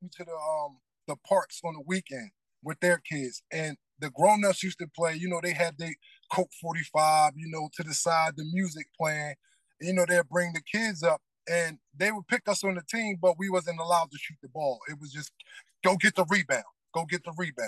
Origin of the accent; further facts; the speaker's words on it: Newark, New Jersey, United States; I'm from Newark, New Jersey, straight out of the projects